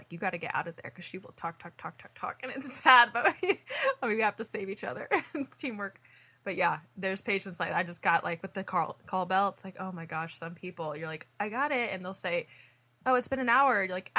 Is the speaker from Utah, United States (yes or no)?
no; Indiana, United States; now in California, United States; I don't know if it's because I came from Indiana to California